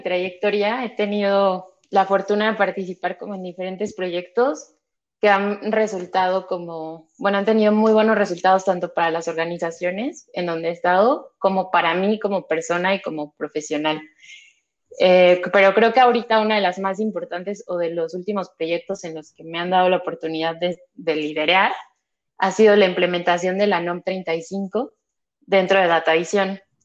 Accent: Mexico City, Mexico; Nací, crecí, radico aquí en la Ciudad de México

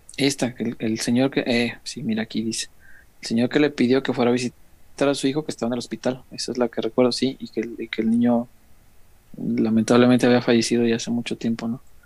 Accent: Mexico; Yo soy de la Morelos, barrio

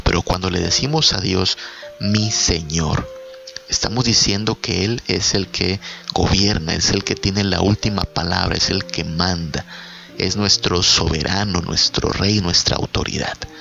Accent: Mexico; el presidente de mi país, el presidente de México

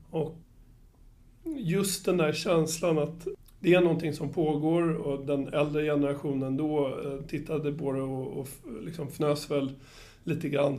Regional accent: Upplands Väsby, Stockholm County, Sweden; jag är uppvuxen på Väsby, eller eh, på, på Väsby och i Väsby

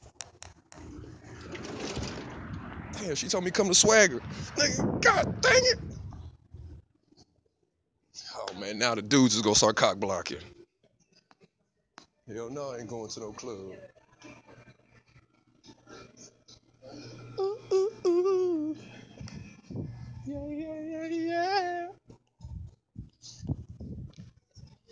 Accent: Houston, Texas, United States; I'm from Houston

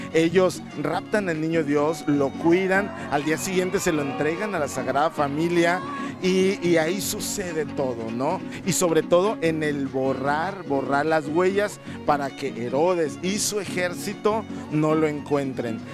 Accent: Colima, Mexico; todos los que somos de Colima

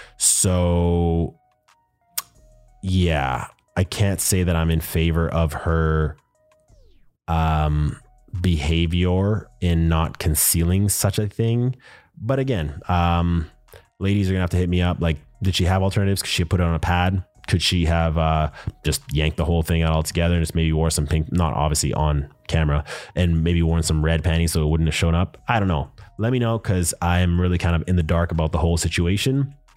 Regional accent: Winnipeg, Manitoba, Canada; I am from Manitoba, Winnipeg to be specific

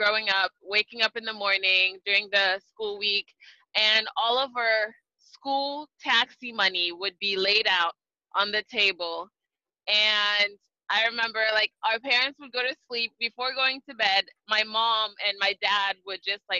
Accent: Libreville, Estuaire, Gabon; now in United States; Growing up in Libreville, Gabon, it was really nice.

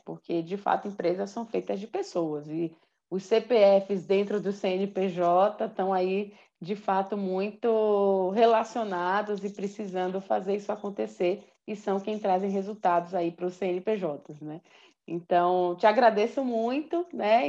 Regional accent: Brazil; como brasileiros, brasileiras, latinos

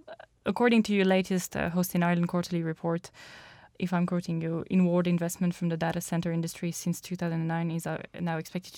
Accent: France; I'm French.

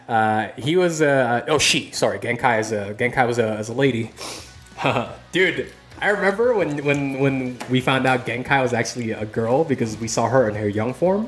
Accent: Philippines; moved away; I'm originally from the Philippines

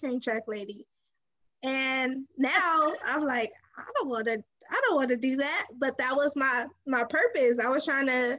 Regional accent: Los Angeles, California, United States; I'm from South Central

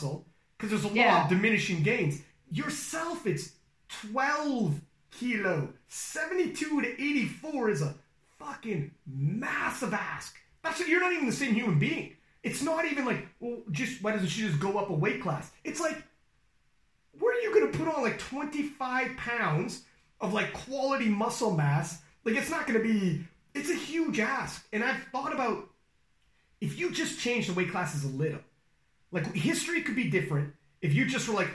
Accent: Canada; I'm Canadian

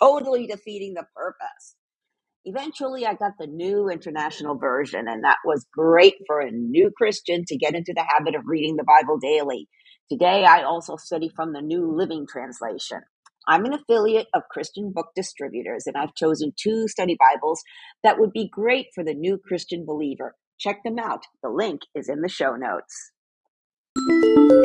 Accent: Puerto Rico; I was born in Puerto Rico and raised Catholic

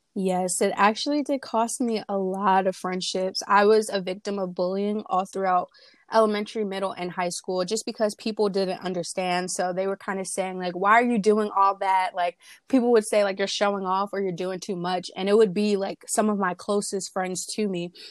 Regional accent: Willingboro, New Jersey, United States; I'm 19 years old, and I'm from Willingboro, New Jersey.

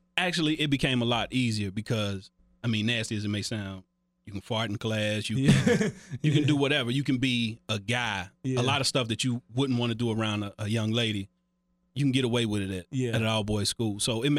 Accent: Cincinnati, Ohio, United States; Growing up in Cincinnati was different.

